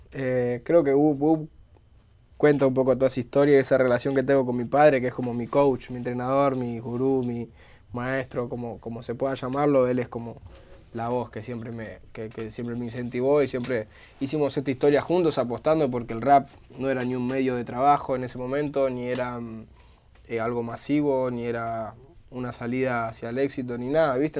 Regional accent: Buenos Aires, Argentina; como bonaerense, como persona de la boca

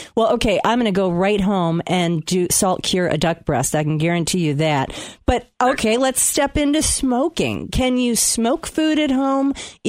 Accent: Michigan, United States; his restaurant is actually in my hometown

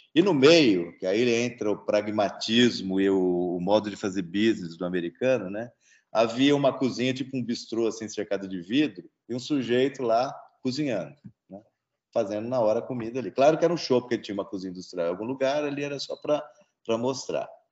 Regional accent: Presidente Prudente, São Paulo, Brazil; now in Campinas, Brazil; eu sou de Presidente Prudente, né? eu estudei no Objetivo lá

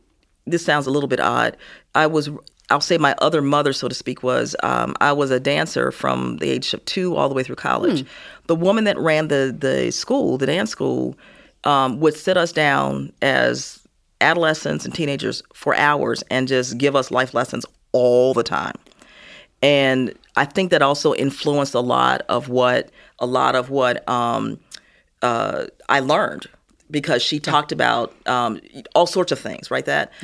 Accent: Gary, Indiana, United States; also born or lived in Chicago; So I was born in Chicago, mm-hmm. Was raised in Gary, Indiana, the land of ….

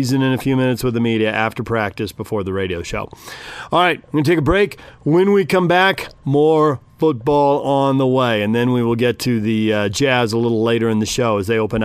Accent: California, United States; moved away; I grew up in California

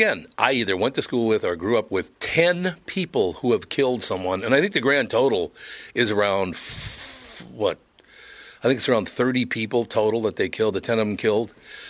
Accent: Minneapolis, Minnesota, United States; Do you think that's because I grew up in North Minneapolis

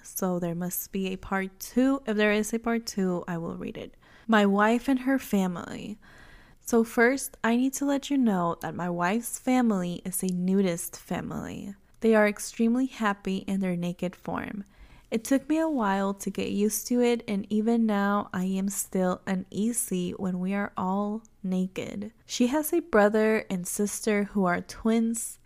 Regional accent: Mexico; first language Spanish; English is a second language; obviously I am Mexican and Spanish is my first language

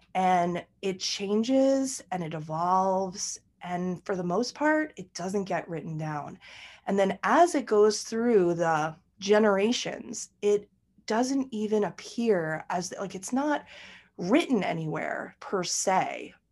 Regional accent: United States; also born or lived in New York; I'm American

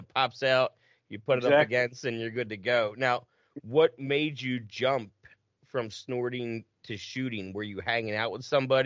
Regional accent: right outside of Cherry Hill, New Jersey, United States; accent: Jersey; moved away; also born or lived in Carver, Massachusetts; I grew up right outside of Cherry Hill

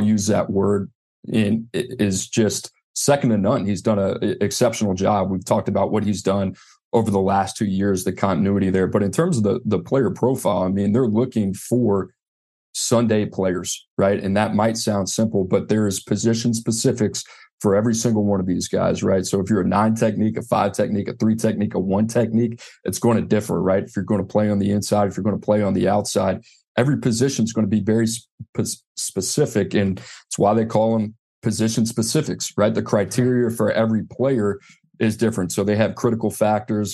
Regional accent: New Orleans, Louisiana, United States; I grew up in New Orleans, New Orleans Saints fan

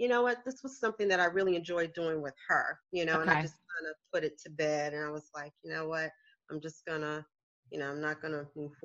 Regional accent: South Carolina, United States; moved away; I'm from the South. I'm from South Carolina originally.

